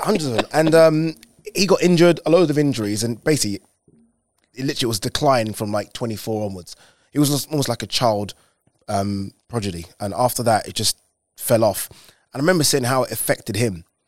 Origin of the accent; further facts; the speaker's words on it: London, United Kingdom; we grew up in Plasto